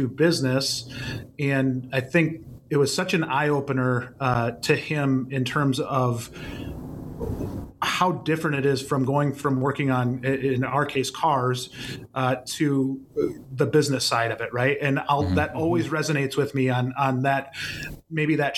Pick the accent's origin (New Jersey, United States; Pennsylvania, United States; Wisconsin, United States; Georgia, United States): Wisconsin, United States; about an hour from Madison, a small town in; I'm from a very, very small town in Wisconsin, kind of about, for those familiar with Wisconsin, about an hour away from Madison